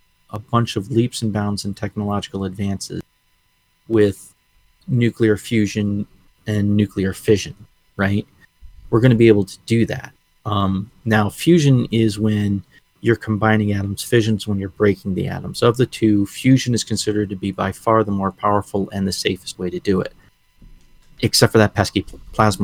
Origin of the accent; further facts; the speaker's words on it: New England, United States; You and I grew up in New England